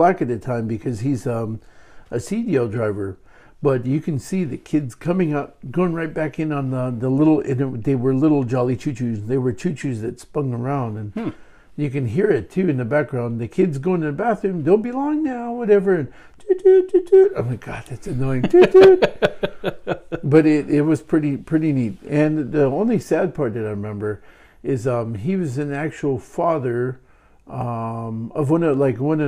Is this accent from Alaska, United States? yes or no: yes; Hoonah, Alaska, United States; my friends that I grew up with in Hoonah